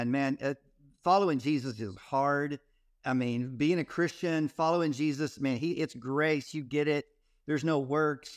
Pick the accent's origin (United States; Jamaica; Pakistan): United States; Texas; I grew up in Texas